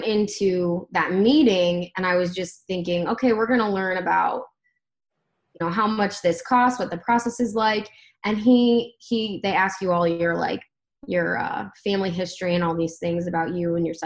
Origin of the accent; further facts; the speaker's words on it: Akron, Ohio, United States; also born or lived in Columbus, Ohio; I grew up in Akron